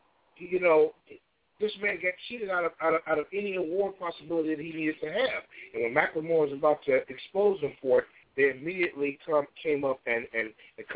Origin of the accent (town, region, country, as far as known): Chicago, Illinois, United States; born or raised there